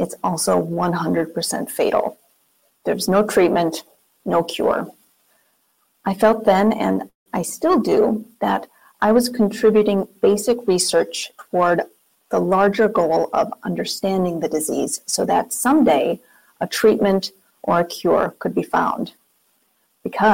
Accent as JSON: {"language": "English", "region": "Minnesota", "country": "United States", "also_born_or_lived": "Wisconsin", "moved": "as an adult", "said": "We're from Minnesota originally, with family and friends that we had been away from for almost 13 years. So it was time to move home."}